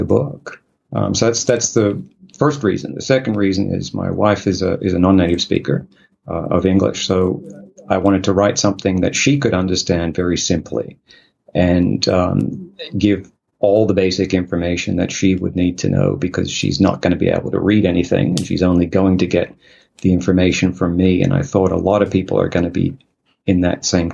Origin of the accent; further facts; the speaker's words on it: Australia; moved away as an adult; now in South Korea; I am from Australia, so you could say that. But, right now, actually, I'm living in Korea